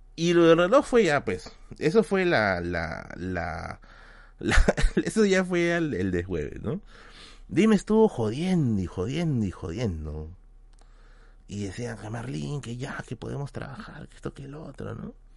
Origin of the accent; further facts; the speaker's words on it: Lima, Peru; yo soy de Villa El Salvador